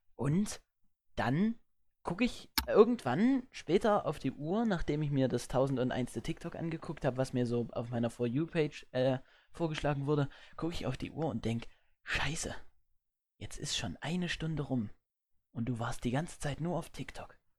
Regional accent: Erzgebirge, Saxony, Germany; bei uns im Erzgebirge

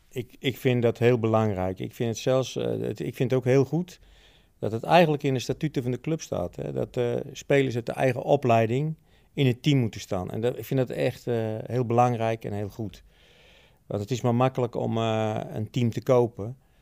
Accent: Utrecht, Netherlands; Ik ben een geboren Utrechter en getogen.

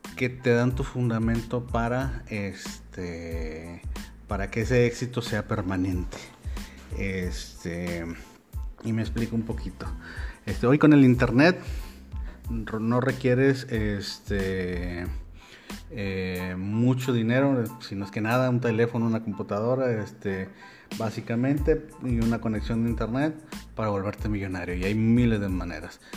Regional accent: Monterrey, Nuevo León, Mexico; yo soy de Monterrey, México

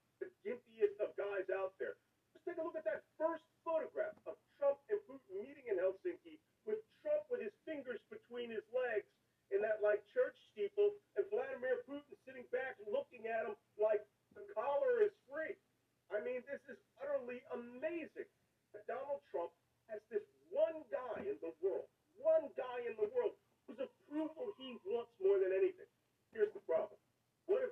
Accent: Philadelphia, Pennsylvania, United States; I'm a Philadelphian

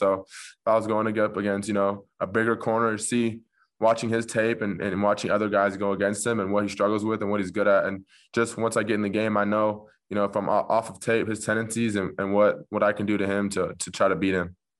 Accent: Orange County, California, United States; I'm from Orange County originally, so, you know, about fifteen, twenty minutes away from Newport

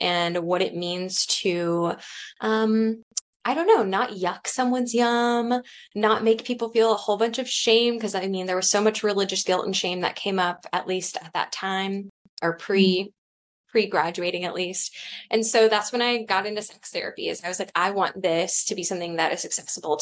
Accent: Cincinnati, Ohio, United States; I grew up here in Cincinnati

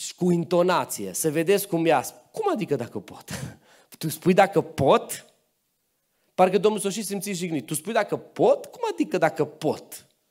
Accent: Transylvania, Romania; M-am născut în Ardeal, mama mea e din zona Sălajului, bunica mea, bunica mea și astăzi trăiește aici în Călinești, la 20 ceva de kilometri de voi, deci am rădăcini și pe aici

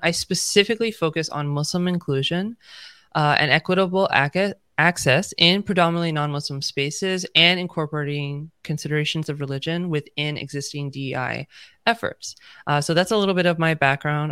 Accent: United States; I'm, you know, born and raised in the United States

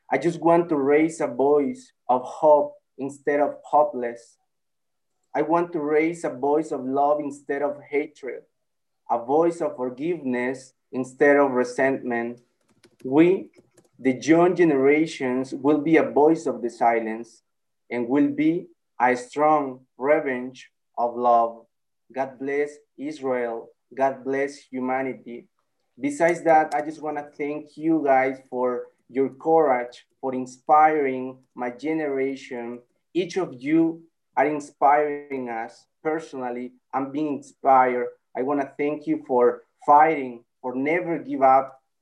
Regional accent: El Salvador; I'm from El Salvador.

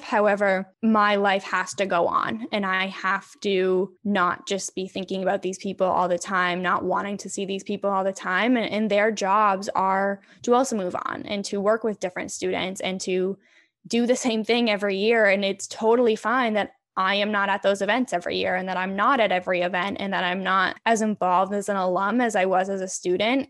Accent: Connecticut, United States; moved away as an adult; now in Boston, United States; I grew up in Connecticut

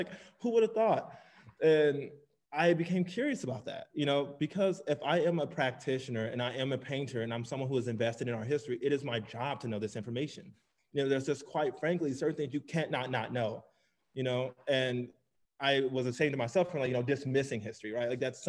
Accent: Nigeria; also born or lived in United Kingdom; now in United States; We have two opposing identities, you know, being Nigerian and then, you know, coming to the States. And then, you know, also by way of the UK as well.

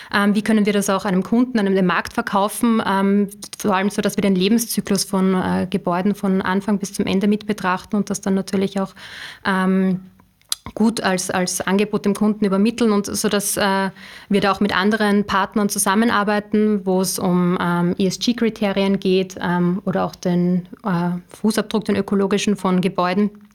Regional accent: Upper Austria, Austria; ich komme aus äh, Oberösterreich.

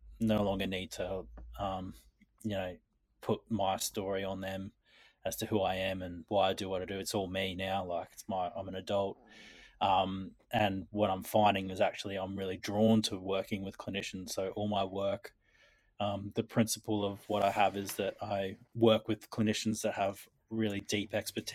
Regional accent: Queensland, Australia; I was born in Queensland

